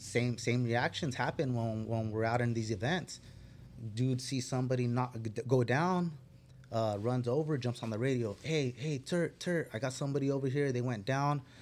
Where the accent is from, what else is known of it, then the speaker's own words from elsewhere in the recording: Fillmore, California, United States; I grew up in Fillmore